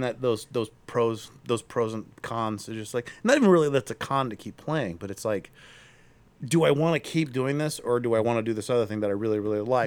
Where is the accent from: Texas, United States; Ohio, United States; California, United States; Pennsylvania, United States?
Ohio, United States; Akron; I'm also from Akron